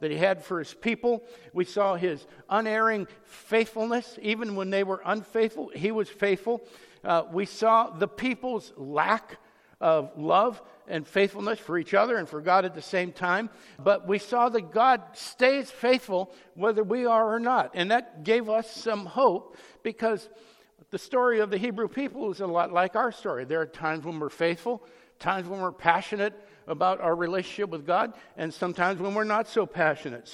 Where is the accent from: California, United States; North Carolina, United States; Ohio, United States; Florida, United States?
Ohio, United States; Youngstown; growing up in Youngstown, Ohio